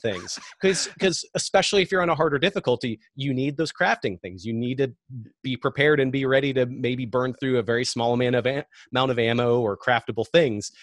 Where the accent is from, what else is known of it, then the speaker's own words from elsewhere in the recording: Seattle, Washington, United States; I'm from Seattle